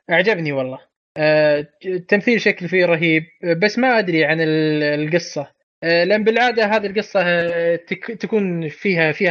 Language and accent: Arabic; Saudi Arabia; لك انا اب سعودي